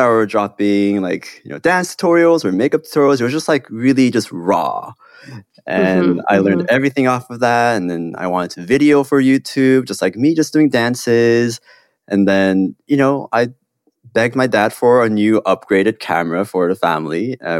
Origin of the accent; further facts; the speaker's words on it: South Korea; also born or lived in Hong Kong; I grew up in Korea and Hong Kong, and I have, like, very stereotypically Korean parents